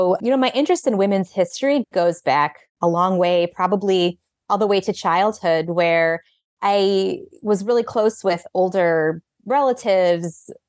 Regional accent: Illinois, United States; I grew up outside of Chicago with a mother who was an attorney for decades there

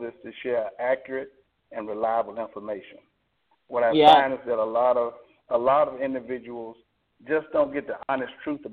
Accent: Alabama, United States; I'm from Alabama. You can probably pick up my accent

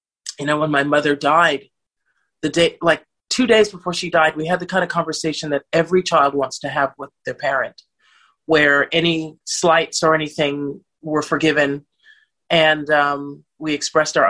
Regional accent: Los Angeles, California, United States; moved away as an adult; also born or lived in United Kingdom; now in Italy; I grew up in Bel Air and Malibu, which are the exclusive neighborhoods in Los Angeles

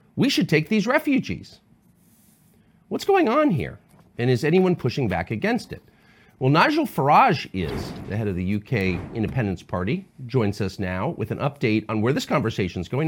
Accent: United States; as an American

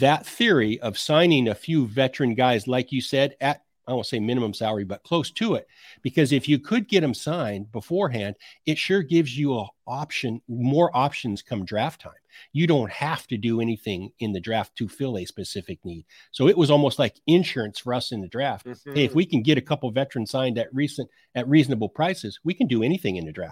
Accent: Idaho, United States; I grew up in Idaho

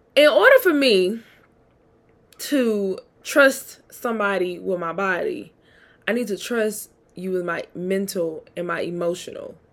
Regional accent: Mississippi, United States; also born or lived in Atlanta; I'm from Mississippi

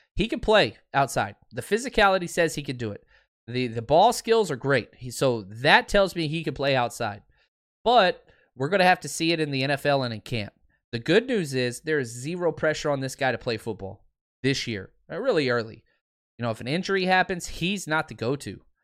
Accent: Dallas, Texas, United States; I grew up in Dallas

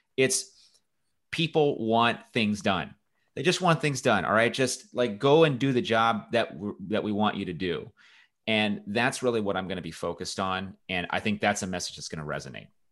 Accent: Los Angeles, California, United States; I grew up in, in Southern California. I grew up near Los Angeles

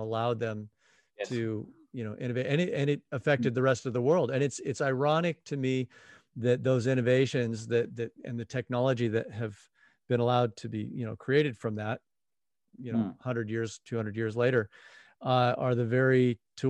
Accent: United States; being American

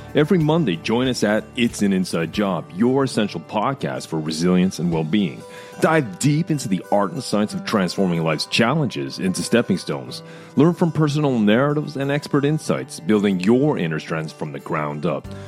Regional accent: outside Houston, Texas, United States; I was raised uh, outside, about an hour southwest

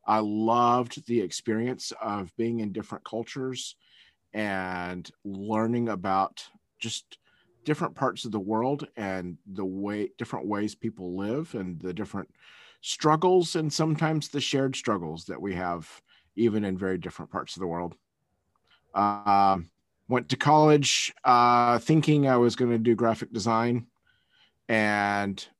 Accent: Taiwan; also born or lived in Malaysia / Philippines / United States; I was born in Taiwan and raised in in Asia primarily, um, Taiwan, Malaysia, Philippines, um, and then went to college back in the States

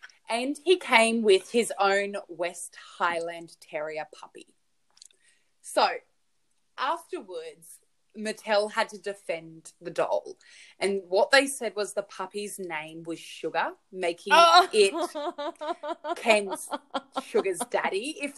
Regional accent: Australia; Australian, and it's kilos, but I think it's like 45 kilos or something like that.

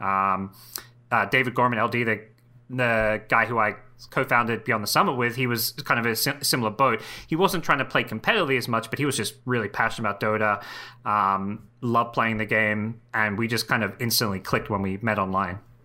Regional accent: Australia; moved away as an adult; also born or lived in Southeast Asia; Australia, which is my hometown.

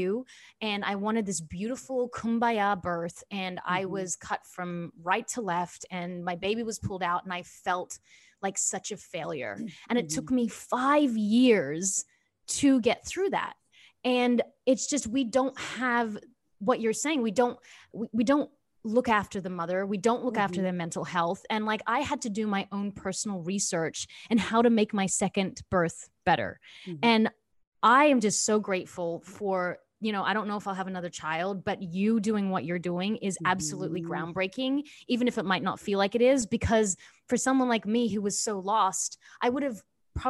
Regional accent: Australia; moved away as an adult; I was also came from Australia where there is the healthcare here is just a much better system.

